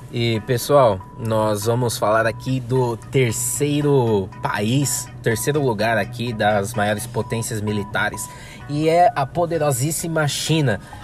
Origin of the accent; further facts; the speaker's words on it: Brazil; aqui do Brasil, nosso querido país